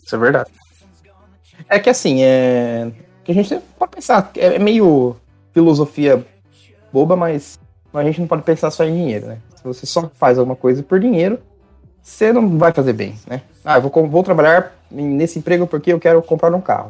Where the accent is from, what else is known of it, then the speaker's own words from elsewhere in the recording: Brazil; eu sou brasileiro